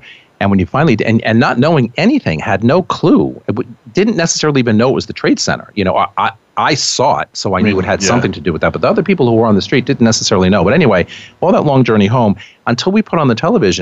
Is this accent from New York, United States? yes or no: yes; New York City, New York, United States; I'm a New Yorker.